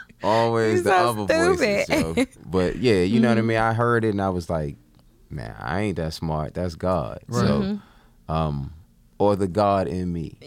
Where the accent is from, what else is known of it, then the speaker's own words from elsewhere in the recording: Bronx, New York, United States; Nah, man, I'm from the Bronx.